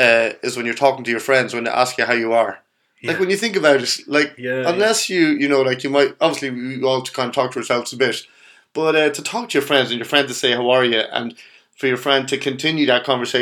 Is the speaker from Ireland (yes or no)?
yes; Kells, Leinster, Ireland; I come from Kells.